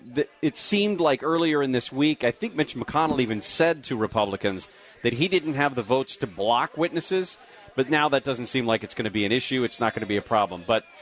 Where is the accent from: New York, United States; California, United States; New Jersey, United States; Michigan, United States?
California, United States; Moreno Valley; you're listening to the Gary and Shannon Show on KFI AM 640